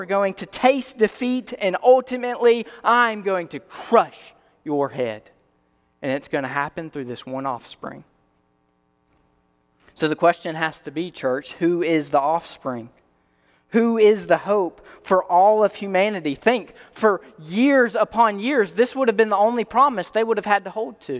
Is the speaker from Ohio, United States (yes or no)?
no; Alabama, United States; I'm from Alabama